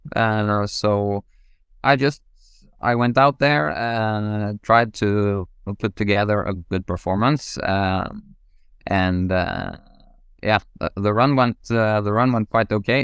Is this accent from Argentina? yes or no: no; Norway; growing up in Norway